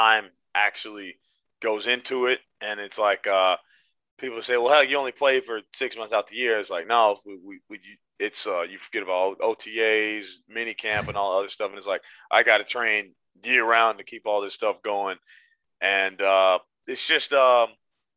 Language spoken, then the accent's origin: English; Georgia, United States; moved away as an adult; also born or lived in Washington State; now in Houston, United States; we grew up in Georgia